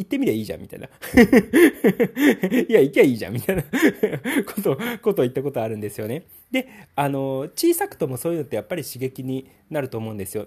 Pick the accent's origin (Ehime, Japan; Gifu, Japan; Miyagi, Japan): Gifu, Japan; 僕、岐阜出身なんですけれども